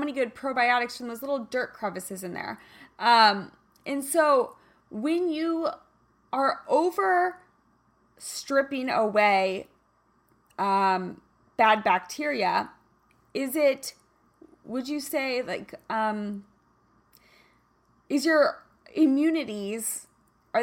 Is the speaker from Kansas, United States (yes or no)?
yes; Kansas, United States; moved away; I'm from Kansas originally, so I was raised, you know, playing out in the backyard